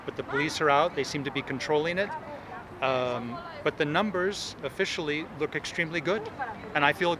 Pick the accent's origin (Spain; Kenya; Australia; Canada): Spain; Galicia; I also come from a place in Spain where it's extremely low, which is Galicia.